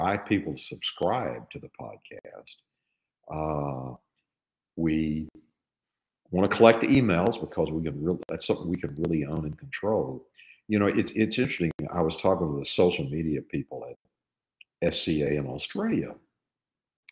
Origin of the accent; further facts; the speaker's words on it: East Texas, United States; I grew up in East Texas